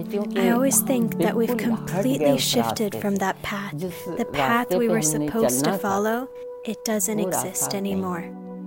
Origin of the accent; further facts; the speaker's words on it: Corpus Christi, Texas, United States; I'm a Pakistani American, born and raised in the U.S. This past year, I was living in Pakistan to learn more about what the identity I carried meant by speaking to those who knew the history of my homeland.